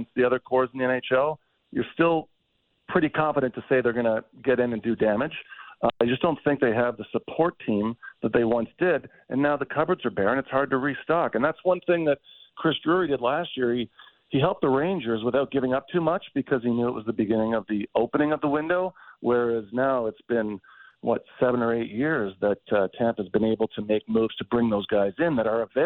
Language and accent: English; Toronto, Ontario, Canada; I'm from Toronto